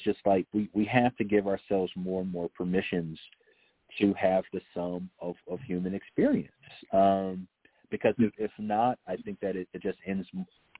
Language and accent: English; the South, United States; a black man born and bred in the South